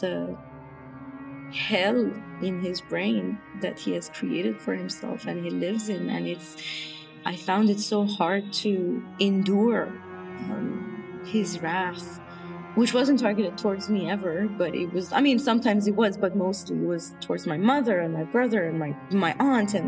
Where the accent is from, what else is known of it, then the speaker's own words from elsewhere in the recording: Iran; moved away as an adult; also born or lived in India; now in Toronto, Canada; I moved away from Iran. I left Iran when I was 23, alone to India.